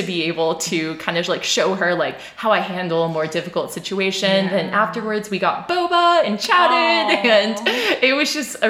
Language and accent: English; Florida, United States; moved away; we grew up in Florida where it rained every day during the summer